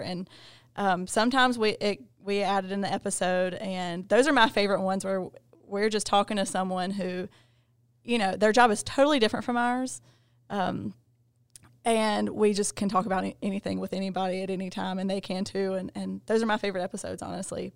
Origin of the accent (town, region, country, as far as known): Gaston County, North Carolina, United States